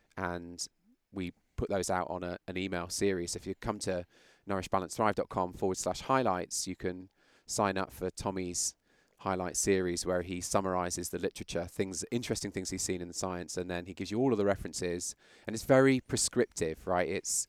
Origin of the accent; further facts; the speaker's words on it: London, United Kingdom; accent: British; moved away as an adult; now in United States; Yeah, I mean, ultimately, obviously, my accent is British. Yeah, I looked it up in the calendar the other day. It was 2001 when I came here from London